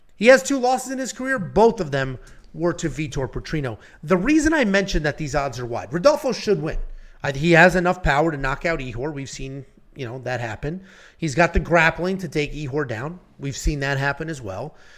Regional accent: Connecticut, United States; I'm from Connecticut

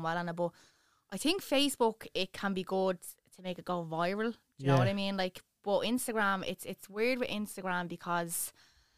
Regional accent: Dublin, Leinster, Ireland; I'm obviously from Dublin

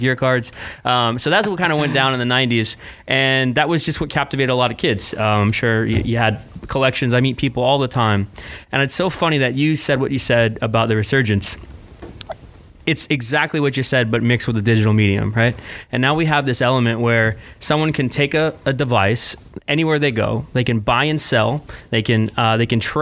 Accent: O'Fallon, Missouri, United States; I grew up in St. Louis, Missouri, outside of St. Louis, a little place called O'Fallon.

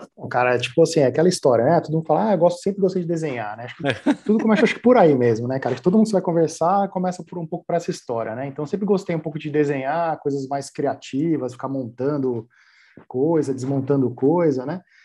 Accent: São Paulo, Brazil; Eu venho da periferia de São Paulo

